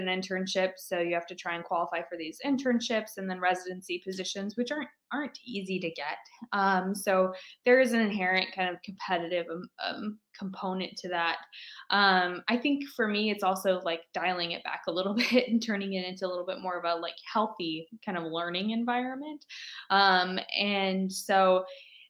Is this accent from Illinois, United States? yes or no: no; Fort Dodge, Iowa, United States; I'm from Fort Dodge